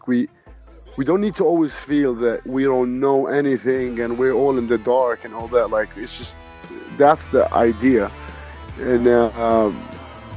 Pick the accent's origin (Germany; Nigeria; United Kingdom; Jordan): Jordan; I'm Palestinian Jordanian